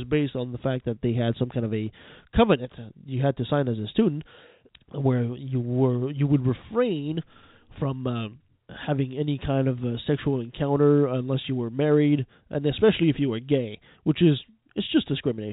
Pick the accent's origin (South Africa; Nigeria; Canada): Canada; I'm a Canadian